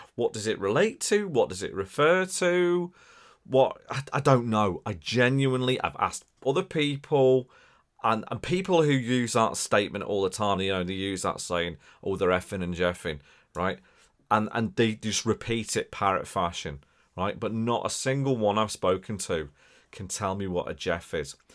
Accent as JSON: {"language": "English", "area": "Wirral", "region": "North West England", "country": "United Kingdom", "accent": "Scouse", "said": "As, as much as I sound scouse and from Liverpool, I'm not from Liverpool, right? So I'm from the other side of the water, right? Across the River Mersey"}